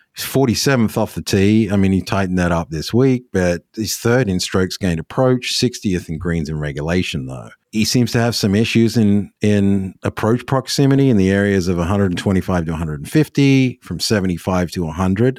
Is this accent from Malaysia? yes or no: no; Australia; as an Australian